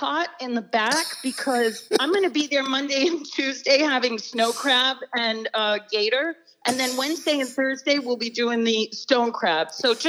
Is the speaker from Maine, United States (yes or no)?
yes; Old Town, Maine, United States; now in Naples, United States; I grew up in Old Town, Maine.